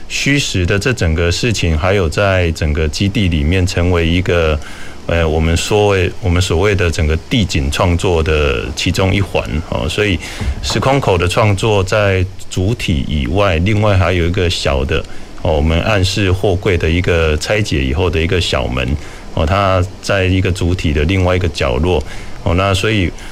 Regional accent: Kaohsiung, Taiwan; moved away as an adult; 我也是高雄长大，而且，呃，西子湾啊，其实是我还蛮常从小活动的地带

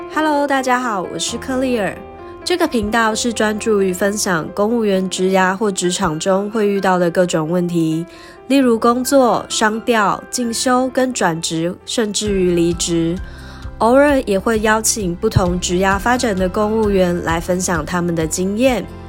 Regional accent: Taichung, Taiwan; moved away as an adult; also born or lived in New Taipei / Kaohsiung; now in Taipei, Taiwan; 我的家乡是在台中嘛，所以从高雄调回台中的时候就用返乡的理由

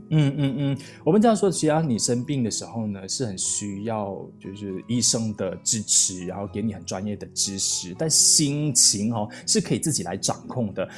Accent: Malaysia; 我四年前刚从台湾来到马来西亚的时候

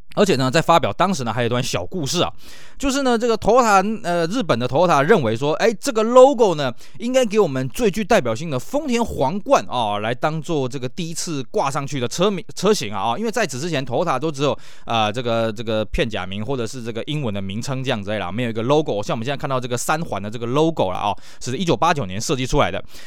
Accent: Taiwan; 尤其像呢，这个我们台湾这边呢

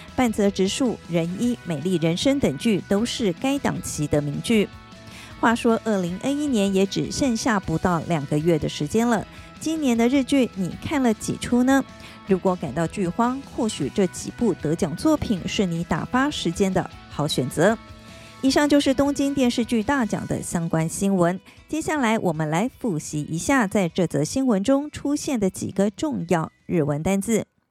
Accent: Taiwan; Taiwan kara kimashita

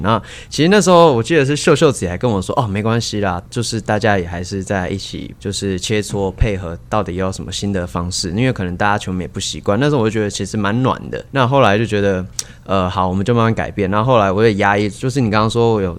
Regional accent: Kaohsiung, Taiwan; 我在高，我是高雄人

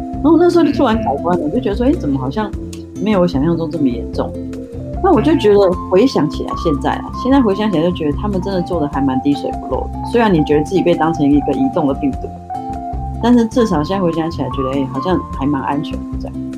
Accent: Taiwan; moved away as an adult; also born or lived in Zhuhai; 其实我们台湾人都很喜欢拜拜

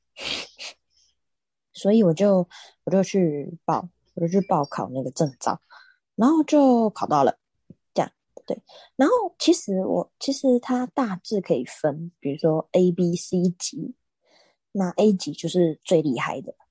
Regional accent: Taiwan; 我们台湾人

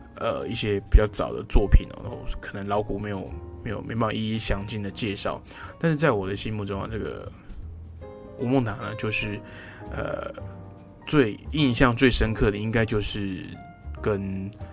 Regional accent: Taiwan; 那那其实我们台湾人啊，在听这个啊，尤其是这个普通话

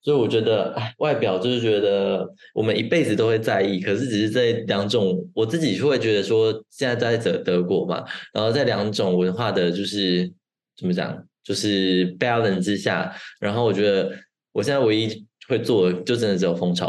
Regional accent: Taiwan; moved away as an adult; now in Germany; 毕竟我们是在台湾长大的嘛

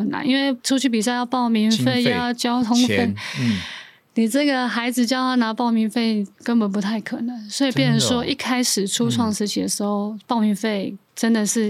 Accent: Taipei, Taiwan; also born or lived in Hualien; 我是在台北长大的，

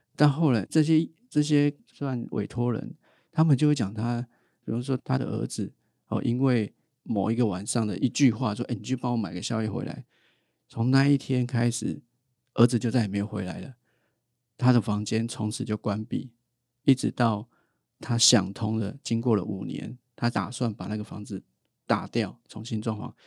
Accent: Taipei, Taiwan; 我是台北人

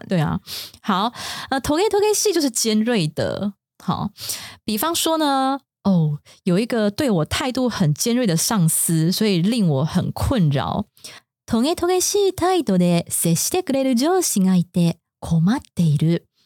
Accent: Taiwan; 我们台湾人的桌上可能比较少，但不是一定

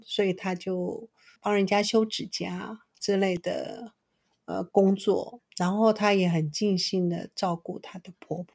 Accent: Taiwan; 我们这边台湾人

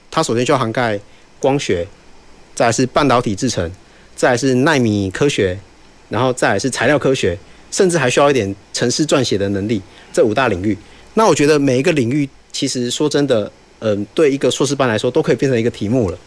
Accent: Taiwan; 这是让我们台湾人自豪的

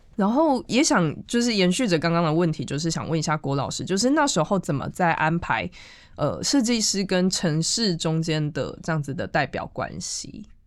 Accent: Changhua, Changhua County, Taiwan; 我是从彰化来的

